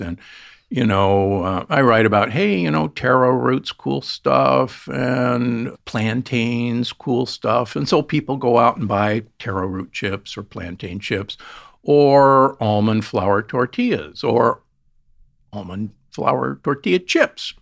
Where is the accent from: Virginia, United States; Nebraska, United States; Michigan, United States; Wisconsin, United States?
Nebraska, United States; Omaha; I grew up in Omaha, Nebraska